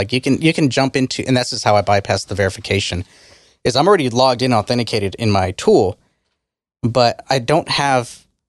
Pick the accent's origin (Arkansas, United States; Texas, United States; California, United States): Texas, United States; I'm from Texas.